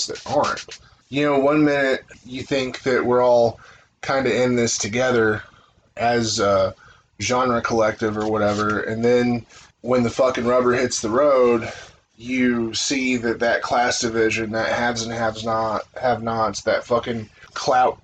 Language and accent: English; United States; I'm an American